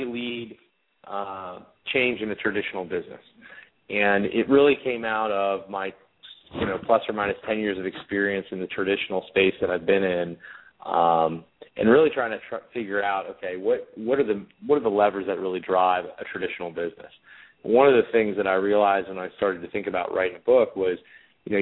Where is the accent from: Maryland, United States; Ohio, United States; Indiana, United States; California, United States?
Ohio, United States; Cincinnati; also born or lived in Boston; Born and raised in Cincinnati, Ohio